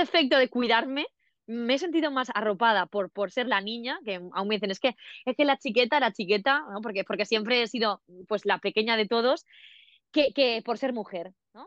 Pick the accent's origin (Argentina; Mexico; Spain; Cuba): Spain; Villarreal, Valencian Community; yo soy de Villarreal y la universidad más cercana era Castellón